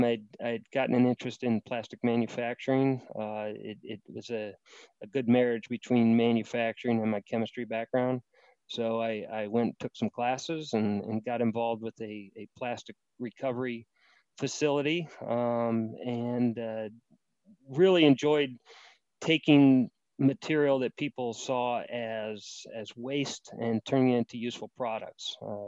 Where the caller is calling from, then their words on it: Hebron, Kentucky, United States; Dialing in from beautiful Hebron, Kentucky, which is right outside of Cincinnati, Ohio, in the US of A.